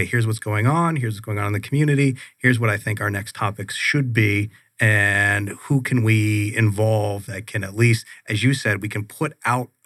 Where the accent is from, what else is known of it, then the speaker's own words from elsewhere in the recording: San Jose, California, United States; also born or lived in Pittsburgh, Pennsylvania; Originally from Pittsburgh, Pennsylvania. I grew up in San Jose, California. That's where I went to high school.